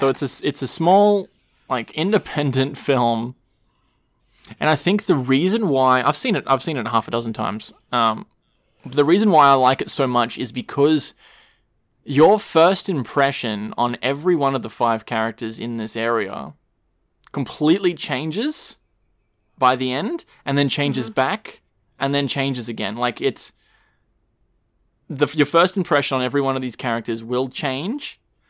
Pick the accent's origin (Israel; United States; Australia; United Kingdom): Australia; everyone just calls it Frio, because we're Australian.